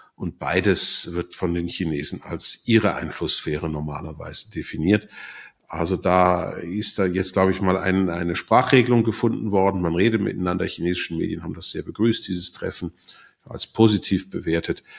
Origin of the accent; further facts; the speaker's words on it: Switzerland; bei uns in der Schweiz